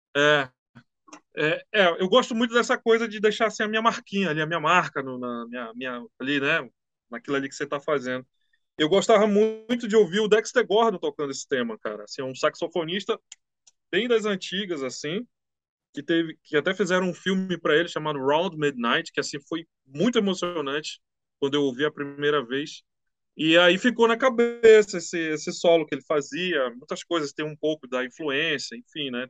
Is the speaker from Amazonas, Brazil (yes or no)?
yes; Manaus, Amazonas, Brazil; eu sou aqui de Manaus